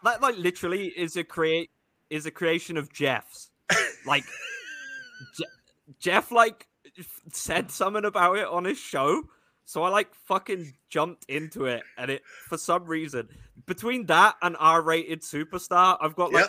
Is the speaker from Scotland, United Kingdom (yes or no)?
no; London, United Kingdom; moved away; I am Irish Scot. I was just unfortunately raised in the hellhole that is London.